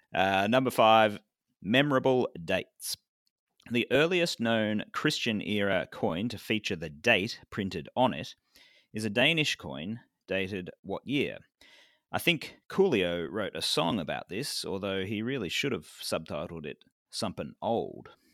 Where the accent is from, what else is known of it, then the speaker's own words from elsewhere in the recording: Victoria, Australia; my home state of Victoria